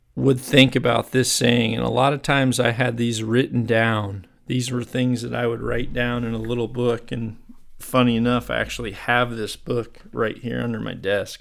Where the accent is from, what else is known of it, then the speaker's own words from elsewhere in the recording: Chicago, Illinois, United States; moved away; I'm originally from the Chicago area. That's where I grew up and played.